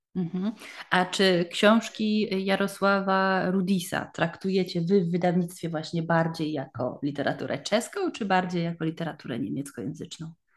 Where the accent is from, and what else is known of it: Poland; now in Germany